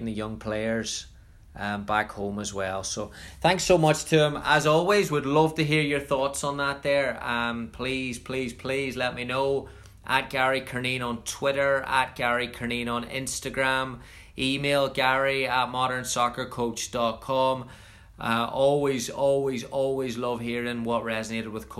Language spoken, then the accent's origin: English; Northern Ireland, United Kingdom; moved away as an adult; I'm from Northern Ireland. I haven't lived at home since 1999